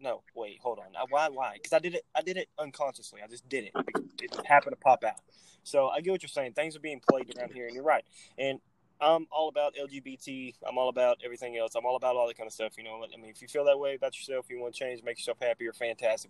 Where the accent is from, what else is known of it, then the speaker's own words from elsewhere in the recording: Texas, United States; I'm from Texas.